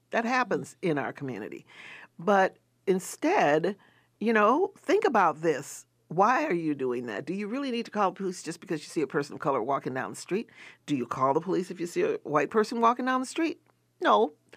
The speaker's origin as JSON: {"language": "English", "region": "the South", "country": "United States", "tie": "born or raised there", "said": "I grew up in the South"}